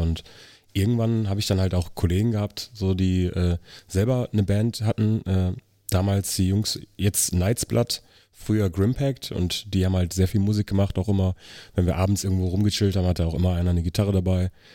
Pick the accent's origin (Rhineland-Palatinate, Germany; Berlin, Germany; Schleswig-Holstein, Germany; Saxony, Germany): Saxony, Germany; Riesa; moved away as an adult; also born or lived in Elsterwerda, Brandenburg; Also ich bin im Osten geboren, in äh, Elsterwerda, das ist Brandenburg, bin in Riesa aufgewachsen, das ist Sachsen, also nur ein paar Kilometer weit weg. Und bin 2006 hier rübergezogen